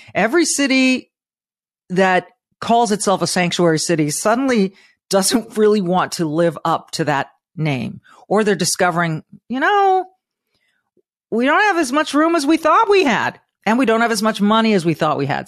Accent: California, United States; moved away; I'm from California. I used to be so proud of being from California

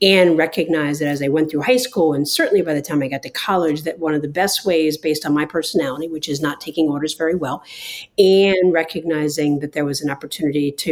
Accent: New York, United States; also born or lived in New Jersey; I'm originally from New York, spent quite a bit of time in New Jersey as well.

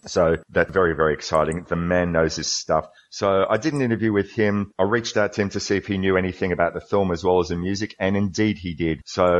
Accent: Melbourne, Victoria, Australia; made in and around my hometown of Melbourne

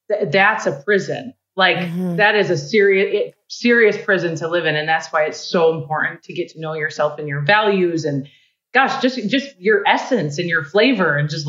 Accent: Midwest, United States; I'm a girl from the Midwest who didn't grow up with a lot.

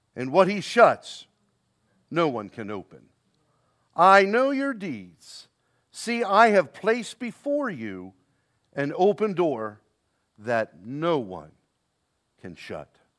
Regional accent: Baltimore, Maryland, United States; down in Baltimore, my hometown, born and raised there.

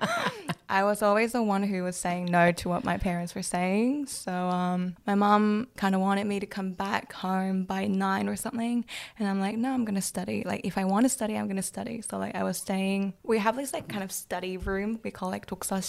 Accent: Seoul, South Korea; English is a second language; moved away as an adult; also born or lived in Adelaide, Australia; now in Brisbane, Australia; I'm originally from Seoul

